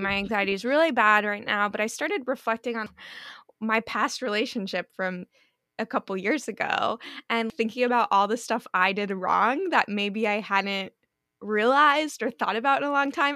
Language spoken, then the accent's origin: English; East Coast, United States; now in Los Angeles, United States; I'm from the East Coast